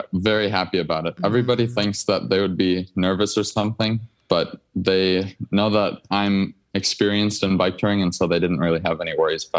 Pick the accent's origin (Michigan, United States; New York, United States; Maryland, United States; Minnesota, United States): Minnesota, United States; I'm from Minnesota.